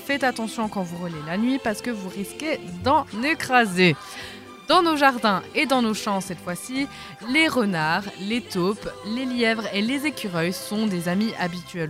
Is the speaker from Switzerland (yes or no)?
yes; Switzerland; chez nous en Suisse, dans nos forêts